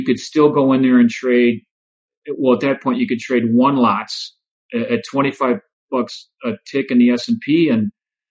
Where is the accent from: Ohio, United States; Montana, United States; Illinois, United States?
Illinois, United States; Joliet; moved away as an adult; growing up in Joliet